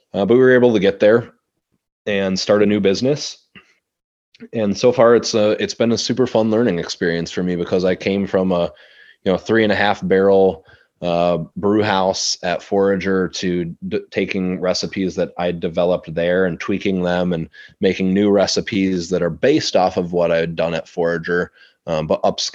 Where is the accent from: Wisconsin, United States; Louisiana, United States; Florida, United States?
Wisconsin, United States; Madison; moved away; I grew up in Madison